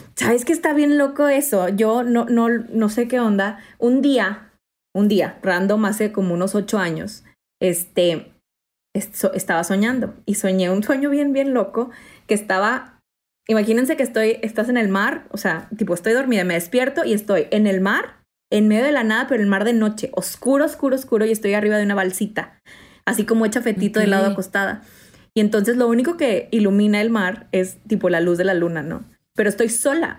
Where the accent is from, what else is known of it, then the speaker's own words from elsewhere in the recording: Mexico; yo soy mexicana